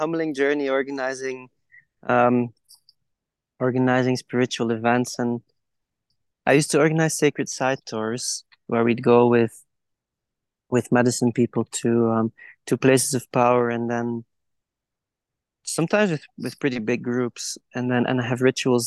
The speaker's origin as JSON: {"language": "English", "country": "Belgium", "tie": "born or raised there", "also_born_or_lived": "Guatemala", "moved": "as an adult", "said": "I grew up in Belgium"}